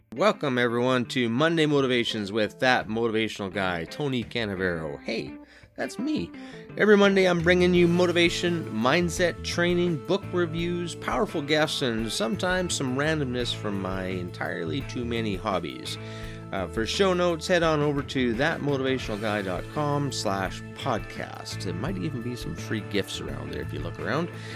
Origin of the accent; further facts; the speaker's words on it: Canada; being a Canadian, born and raised